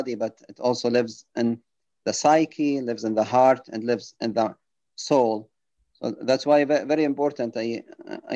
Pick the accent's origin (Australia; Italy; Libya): Libya; Benghazi, Cyrenaica; moved away as an adult; also born or lived in United Kingdom; now in United States; I was working as an emergency room physician in Benghazi, Libya, my hometown.